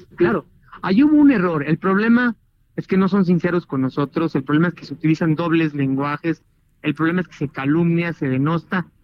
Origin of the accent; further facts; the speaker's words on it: Mexico; nosotros los mexicanos